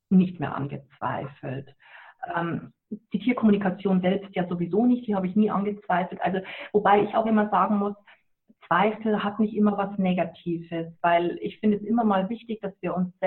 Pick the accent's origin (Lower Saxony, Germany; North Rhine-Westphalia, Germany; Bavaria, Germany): Bavaria, Germany; Ja, ich komme aus Niederbayern und ähm, bei uns ist es, äh, sagt man mal, was der Bauer nicht ist